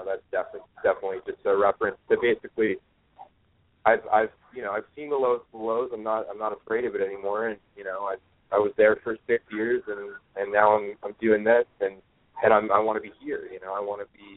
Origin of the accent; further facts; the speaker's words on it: San Diego, California, United States; also born or lived in Austin, Texas; now in Brooklyn, United States; I'm from San Diego